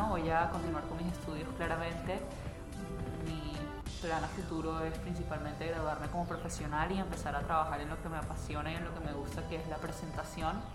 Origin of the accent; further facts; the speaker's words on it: Barranquilla, Atlántico, Colombia; Somos gente extremadamente alegre, gente muy folclórica, muy cálida, como típico costeño en realidad. No puedo hablar únicamente de Barranquilla, pero pues ya que la pregunta va dirigida a los barranquilleros, es como esa alegría con la que hacemos todo.